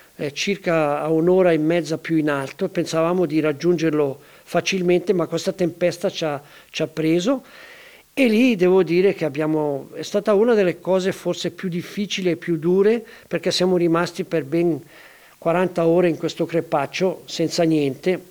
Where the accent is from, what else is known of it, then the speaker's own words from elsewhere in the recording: Denti della Vecchia, Ticino, Switzerland; io sono legato alla mia terra, sono legato ai denti della vecchia dove sono nato